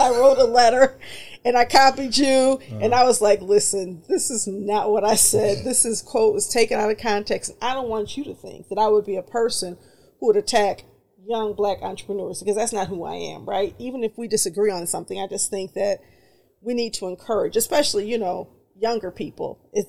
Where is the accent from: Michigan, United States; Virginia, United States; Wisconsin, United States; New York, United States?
Michigan, United States; Detroit; I grew up in Bagley, so I love it. Pennington, between Curtis and Pinkford, Bagley. Those are my people